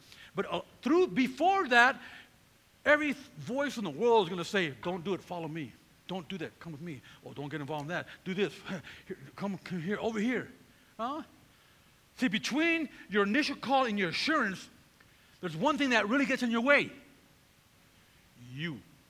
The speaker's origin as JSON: {"language": "English", "region": "California", "country": "United States", "said": "I came from Northern California, pretty rugged neighborhood."}